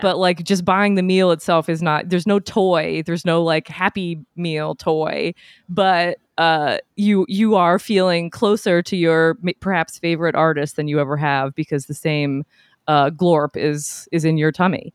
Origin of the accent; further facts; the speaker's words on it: New England, United States; moved away; I'm from New England, so yeah, bo-, born and raised